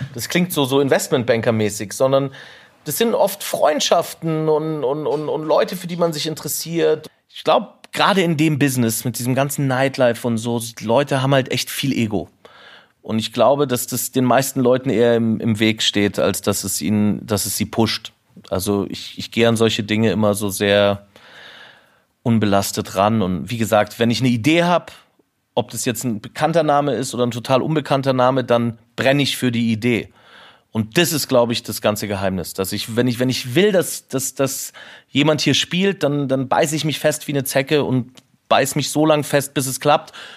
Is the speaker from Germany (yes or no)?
yes; Munich, Bavaria, Germany; ich bin in Oberföhring aufgewachsen und das meine ganze Familie ist